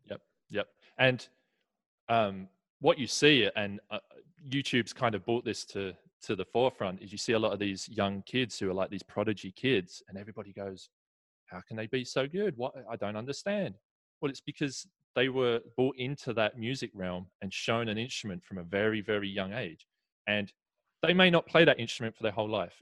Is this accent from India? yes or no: no; Essex, East of England, United Kingdom; moved away as an adult; now in Southern California, United States; grew up right next to london so Essex is is a 30 minute train ride into London